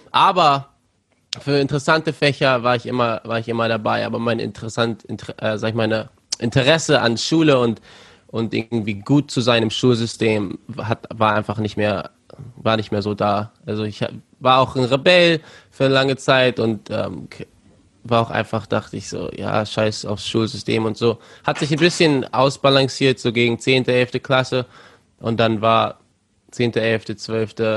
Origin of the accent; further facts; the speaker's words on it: Germany; also born or lived in Cape Town, South Africa; Und dann zwei Jahre später wurde ich in Kapstadt geboren. Aber habe dann nur zwei Jahre da verbracht und dann äh, nach Deutschland gezogen.